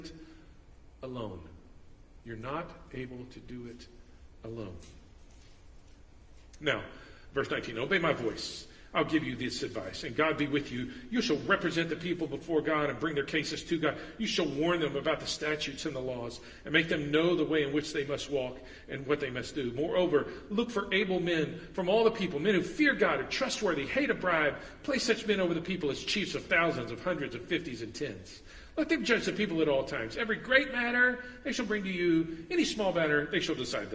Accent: United States; we grew up in the West and we grew up in America

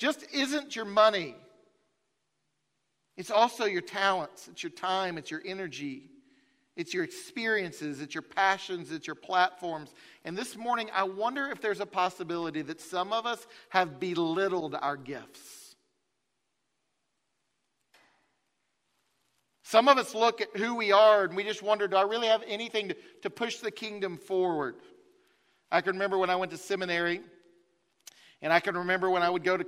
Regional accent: Farragut, Tennessee, United States; I grew up in Farragut

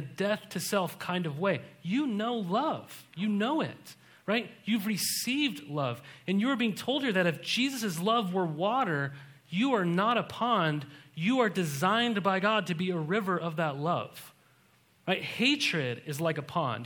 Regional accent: Montana, United States; I was raised in Montana

